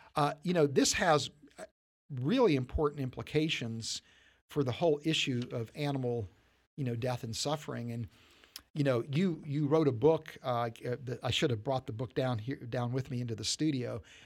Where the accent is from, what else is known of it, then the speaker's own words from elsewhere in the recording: West Virginia, United States; growing up in, in West Virginia.